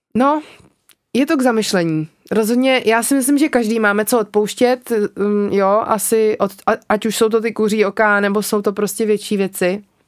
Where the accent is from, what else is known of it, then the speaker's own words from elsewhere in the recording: Czechia; u nás v Čechách